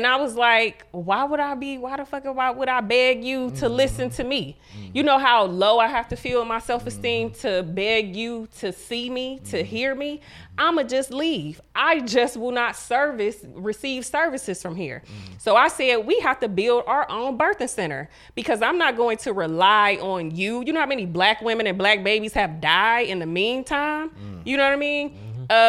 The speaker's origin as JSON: {"language": "English", "region": "Ohio", "country": "United States", "tie": "born or raised there", "said": "I'm from the hood, you know what mm-hmm. I'm saying? I grew up in Huff. I graduated from Collinwood"}